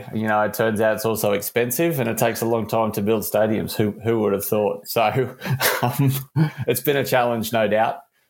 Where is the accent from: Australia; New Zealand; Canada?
Australia; my first job was actually as a kit man with the England cricket team, which as an Australian growing up, there's that visceral, you know, dislike and trust of the England team